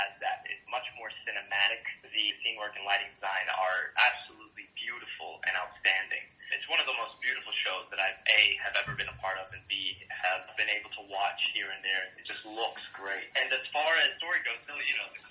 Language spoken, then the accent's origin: English; Colombia; now in New York, United States; I was born in Colombia and then basically came to New York and came from a very Latino family